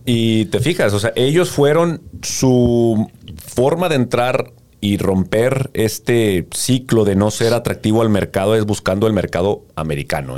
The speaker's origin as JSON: {"language": "Spanish", "country": "Mexico", "said": "como mexicanos"}